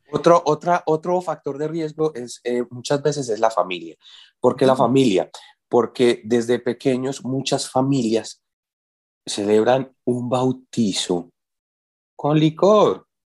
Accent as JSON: {"language": "Spanish", "town": "Medellín", "region": "Antioquia", "country": "Colombia", "tie": "born or raised there", "said": "yo soy de Antioquia, yo soy de Medellín, y en Medellín tenemos el aguardiente antioqueño"}